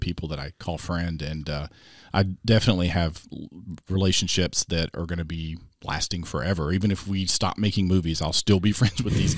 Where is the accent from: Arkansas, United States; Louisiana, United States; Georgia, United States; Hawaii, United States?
Arkansas, United States; now in Springfield, United States; I grew up down in Arkansas, close to Hot Springs.